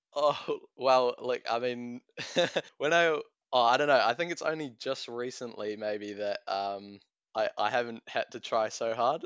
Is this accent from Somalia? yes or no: no; Tauranga, Bay of Plenty, New Zealand; I'm a student from Tauranga